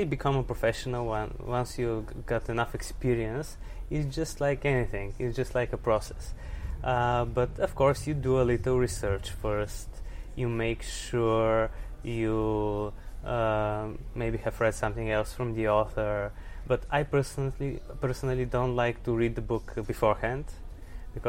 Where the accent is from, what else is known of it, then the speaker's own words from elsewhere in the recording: Sofia, Sofia City, Bulgaria; I'm from Sofia, Bulgaria, and I'm a writer and translator